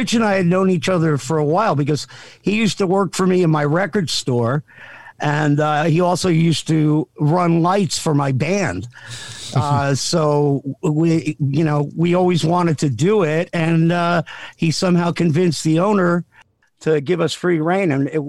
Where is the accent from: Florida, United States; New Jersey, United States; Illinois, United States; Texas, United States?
New Jersey, United States; South Amboy; I grew up in a little town called South Amboy, but, was born in Jersey